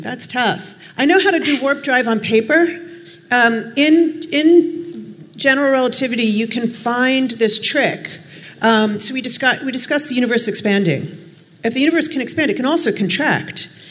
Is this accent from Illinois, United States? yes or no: yes; Chicago, Illinois, United States; now in New York City, United States; I'm from Chicago